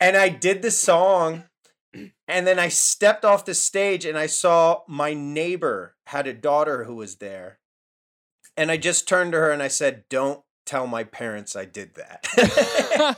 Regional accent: Connecticut, United States; moved away; also born or lived in New York / Philadelphia / Boston; I was born in New York, Uh, grew up in Connecticut, and then I moved to Philly

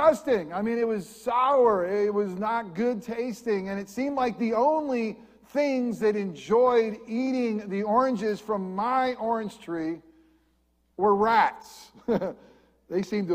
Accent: upstate New York, United States; moved away as an adult; also born or lived in Lakeland, Florida / New Jersey; now in Central Florida, United States; an upstate New York boy

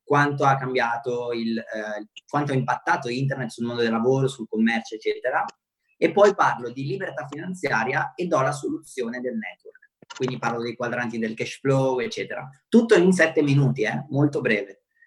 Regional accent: Romania; first language Romanian; Italian is a second language; now in Italy; sono nato in Romania, e anche se sono rumeno, anche se magari parliamo la stessa lingua natale

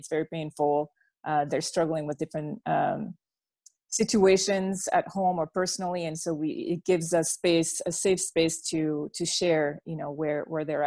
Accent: Belgium; first language French; English is a second language; moved away; I was born and raised in Belgium

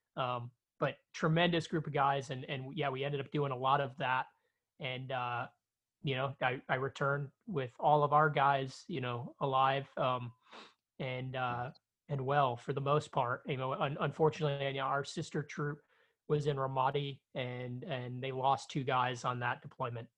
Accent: Chicago, Illinois, United States; I grew up in South Chicago

